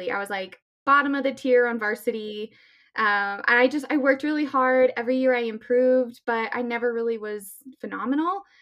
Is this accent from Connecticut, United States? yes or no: no; Littleton, Colorado, United States; I uh, born and raised in Littleton, Colorado. Um, I'm 29 years old.